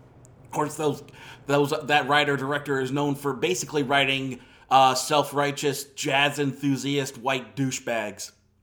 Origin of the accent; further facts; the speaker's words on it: Ohio, United States; when I was growing up in Northeast Ohio, in kind of the rural area